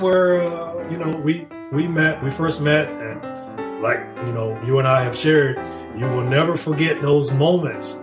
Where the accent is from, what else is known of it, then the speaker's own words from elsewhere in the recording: 45 minutes south of Montgomery, Alabama, United States; moved away as an adult; I'm from the sticks, you know, yeah. like 45 minutes south of Montgomery.